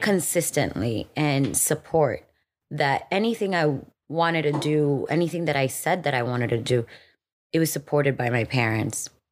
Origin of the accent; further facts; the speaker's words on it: Miami, Florida, United States; moved away as an adult; also born or lived in Dominican Republic; now in Los Angeles, United States; I was born in Dominican Republic and we moved to Miami when I was five years old